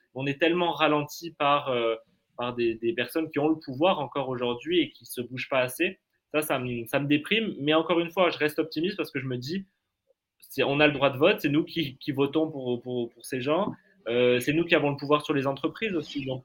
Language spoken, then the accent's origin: French; Canada; now in France; j'ai grandi au Canada, donc dans des grands espaces verts